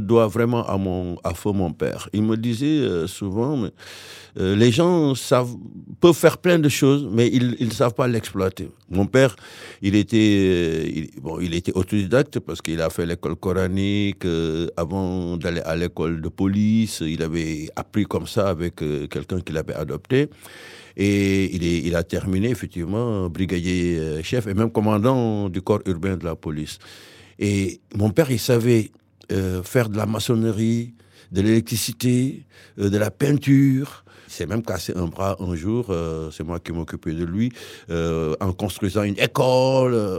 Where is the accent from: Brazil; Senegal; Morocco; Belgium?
Senegal; Saint-Louis; moved away as an adult; also born or lived in Tivaouane, Senegal; now in Bègles, France; je suis né à Saint-Louis, Sénégal, mais mes parents euh, sont installés définitivement à Tuawan, à près de 80 km de Dakar